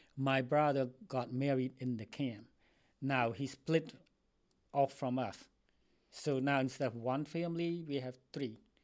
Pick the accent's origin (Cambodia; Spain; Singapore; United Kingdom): Cambodia; English is a second language; also born or lived in Philippines; now in United States; I'm from Cambodia. I came to this country um, since 1981